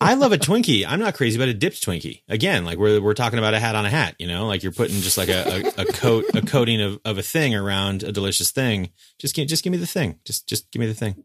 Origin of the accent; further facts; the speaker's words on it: West Coast, United States; as a West Coaster